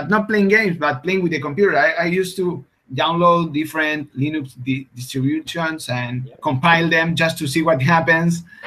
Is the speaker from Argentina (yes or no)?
yes; Argentina; English is a second language; I'm from Argentina, which is a country far away from everything.